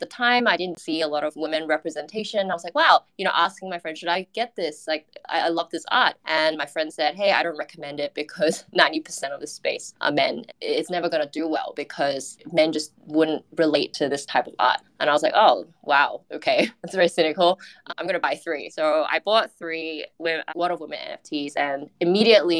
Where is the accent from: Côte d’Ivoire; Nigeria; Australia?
Australia; now in Singapore; I'm an Australian working in Singapore